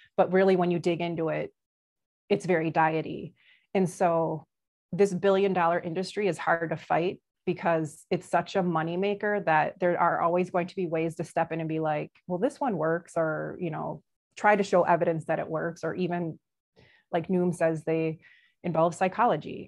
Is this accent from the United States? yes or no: yes; Brookfield, United States; I grew up in Brookfield